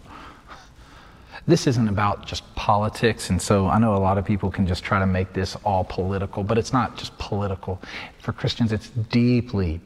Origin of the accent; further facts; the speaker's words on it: Georgia, United States; now in Seattle, United States; in my home state of Georgia